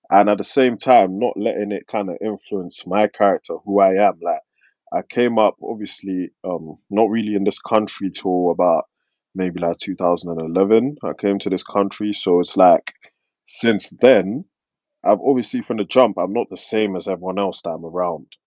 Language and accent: English; London, United Kingdom; accent: London; obviously I've got an accent that sounds like I'm from London but certain words that I pronounce it's not the same as you guys